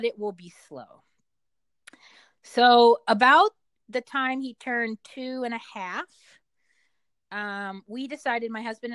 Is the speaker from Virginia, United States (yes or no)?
yes; Richmond, Virginia, United States; moved away; I'm from Richmond